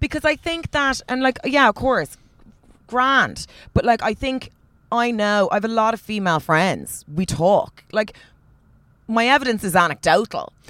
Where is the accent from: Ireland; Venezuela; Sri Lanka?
Ireland; also born or lived in Australia; I'm Irish